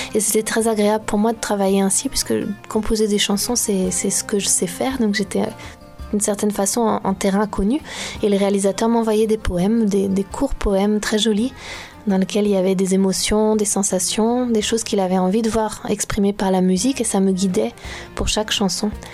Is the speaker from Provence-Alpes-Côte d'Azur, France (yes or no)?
no; Brittany, France; je suis née, j'ai grandi en Bretagne.